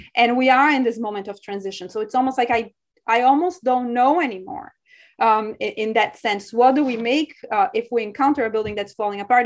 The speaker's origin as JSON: {"language": "English", "region": "São Paulo", "country": "Brazil", "tie": "born or raised there", "moved": "yes", "said": "I'm from Sao Paulo, Brazil. And so to me, growing up there"}